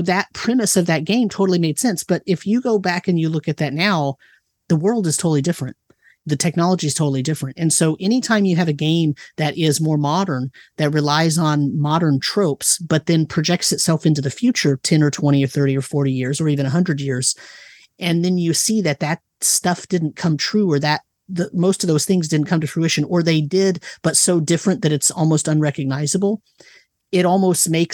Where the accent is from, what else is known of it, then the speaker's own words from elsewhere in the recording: Livermore, California, United States; I grew up in Livermore, California